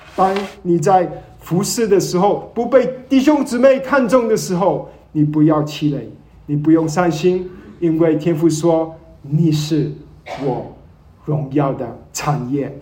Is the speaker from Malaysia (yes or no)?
yes; Malaysia; 我是马来西亚人，马来西亚生长，从来没回过祖国